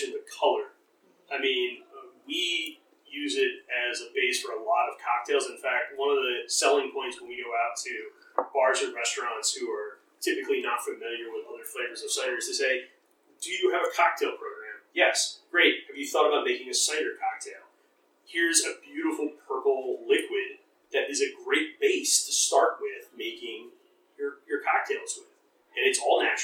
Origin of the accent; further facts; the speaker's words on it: Vineland, New Jersey, United States; also born or lived in Millville, New Jersey / England; very close to my old stomping ground, I grew up in Vineland, Millville, is Hamilton, New Jersey